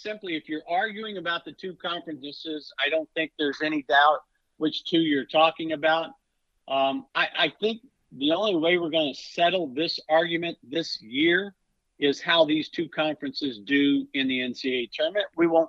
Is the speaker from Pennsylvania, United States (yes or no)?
no; Kentucky, United States; I'm from Kentucky, so I'm going to go to my horse racing roots.